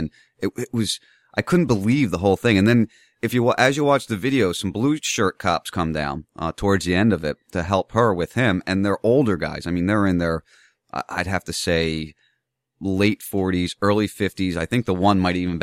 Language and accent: English; New Jersey, United States; I grew up in South Jersey